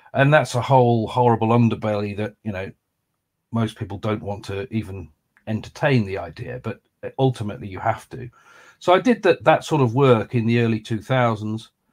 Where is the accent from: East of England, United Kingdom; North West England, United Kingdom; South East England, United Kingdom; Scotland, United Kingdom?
North West England, United Kingdom; Lancaster; moved away as an adult; also born or lived in London; I grew up in Lancaster